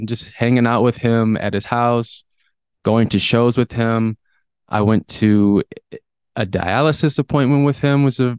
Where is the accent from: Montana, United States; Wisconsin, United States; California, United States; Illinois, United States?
Wisconsin, United States; Madison; Growing up in Madison … is a musician in the Madison scene